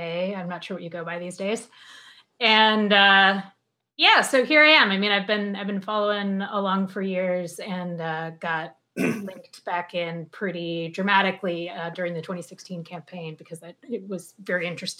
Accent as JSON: {"language": "English", "region": "Minnesota", "country": "United States", "tie": "born or raised there", "also_born_or_lived": "St. Paul / Chicago / Notre Dame", "moved": "as an adult", "said": "I was at the University of Chicago for 4 years. Before that, I was in St. Paul. I'm from Minnesota, born and raised."}